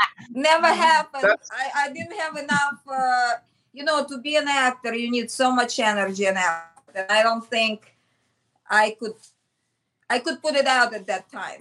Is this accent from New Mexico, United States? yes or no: no; Michigan, United States; Before Parsons, and when I came from Michigan, there was like a time frame, and I did portraits in Greenwich Village, you know, just on the street.